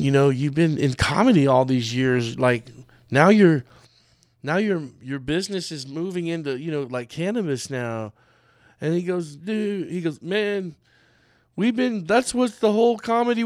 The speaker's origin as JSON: {"language": "English", "region": "Texas", "country": "United States", "tie": "born or raised there", "said": "I was raised in Texas my whole life, and my family's from Texas"}